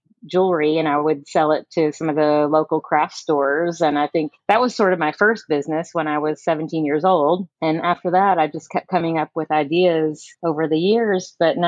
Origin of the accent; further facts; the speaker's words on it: about 40 miles outside Louisville, Kentucky, United States; I actually grew up about 40 miles outside of the city. So I grew up on a farm